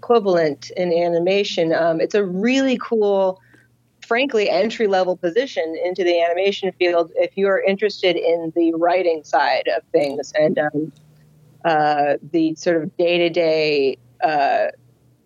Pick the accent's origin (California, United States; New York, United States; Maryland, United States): California, United States; Los Angeles; growing up in Los Angeles